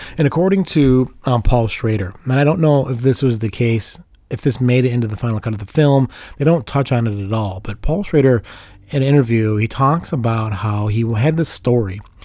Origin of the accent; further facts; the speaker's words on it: Chicago, Illinois, United States; I grew up in Chicago in the 80s